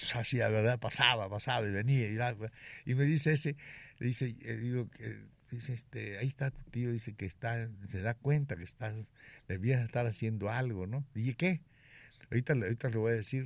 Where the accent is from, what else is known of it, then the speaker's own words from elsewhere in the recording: Mexico; moved away; also born or lived in Cuba; yo no soy gallego. ¿Y qué eres? Me dijo, mexicano